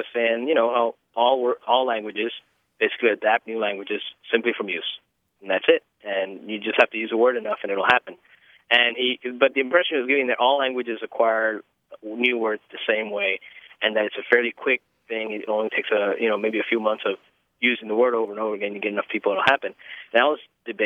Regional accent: Texas, United States; born or raised there; also born or lived in New York / Cuba (ancestry)

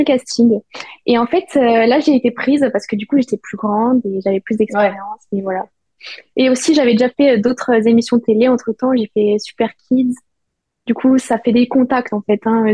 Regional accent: Perpignan, Occitania, France; moved away as an adult; also born or lived in Nancy, France; now in Terrassa, Spain; je suis née à Nancy, donc, euh, dans l'Est de la France. Et très vite, j'ai déménagé à Perpignan, vers mes deux ans, trois ans. Et c'est là où j'ai commencé la danse

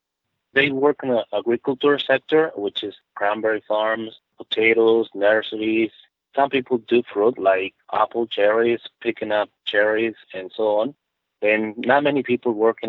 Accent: Mexico; English is a second language; moved away as an adult; I am from Mexico.

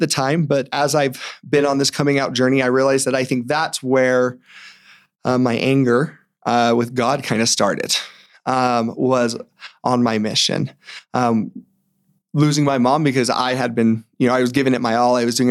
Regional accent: Morgan, Utah, United States; I'm from Morgan. And so growing up, I grew up in a small town, moved there when I was about five.

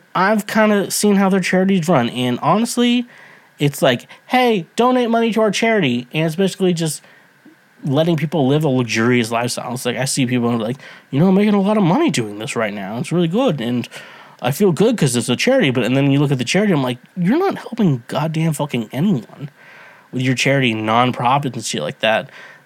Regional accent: United States; I'm from the United States

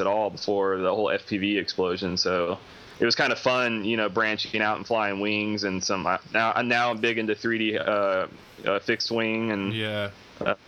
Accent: Atlanta, Georgia, United States; that competition was here, right? Like in my hometown

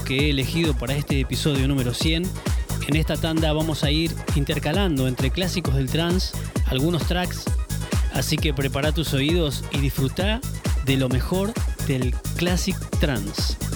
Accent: Argentina; del DJ Time de Radio Nacional desde la Argentina

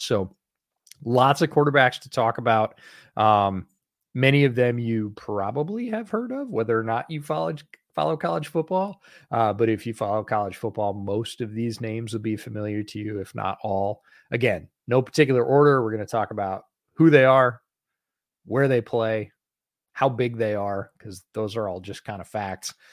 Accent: Finger Lakes, New York, United States; I grew up in the Finger Lakes

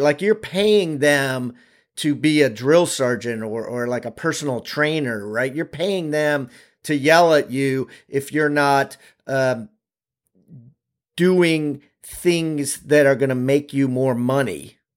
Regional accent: Maryland, United States; I'm from Maryland.

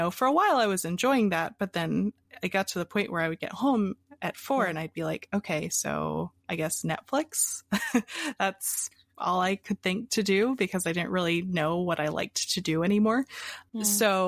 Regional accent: Pennsylvania, United States; also born or lived in Hawaii; So I was born in Hawaii, and I moved around a lot as a kid. And finally, we ended up in Pennsylvania.

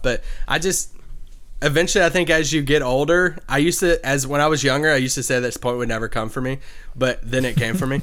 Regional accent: Kentucky, United States; moved away as an adult; also born or lived in Virginia; now in Dallas, United States; Growing up in Kentucky

